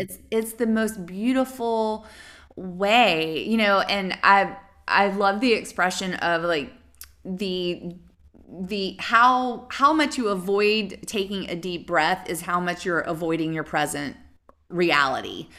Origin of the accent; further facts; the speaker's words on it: the South, United States; I'm from the South